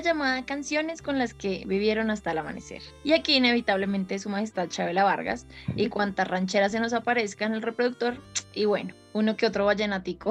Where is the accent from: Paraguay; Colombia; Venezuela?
Colombia; Caribbean Region